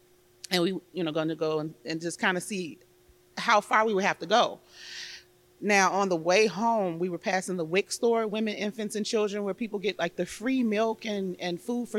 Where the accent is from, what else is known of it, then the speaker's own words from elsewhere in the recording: Chicago, Illinois, United States; I am a Chicago girl, born and raised on the South Side.